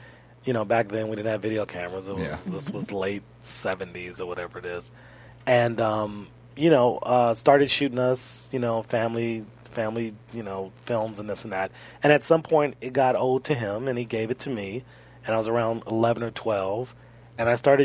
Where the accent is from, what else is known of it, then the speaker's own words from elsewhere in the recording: Los Angeles, California, United States; I'm born and raised in Los Angeles. Really, really close to Inglewood.